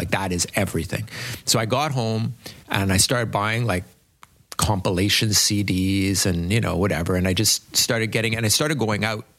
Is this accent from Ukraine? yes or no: no; England, United Kingdom; And also too, like, I'm English and almost everyone here is French. And I also came from like what would be considered quite a posh background, you know?